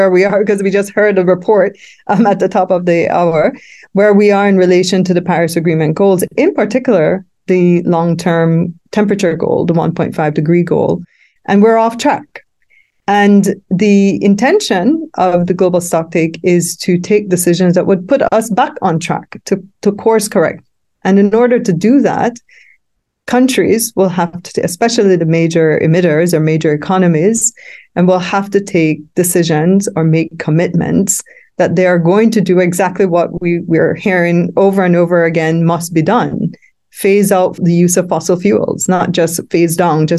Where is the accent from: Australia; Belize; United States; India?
Belize; I'm from Belize, and Belize is counted as amongst the Caribbean small island developing states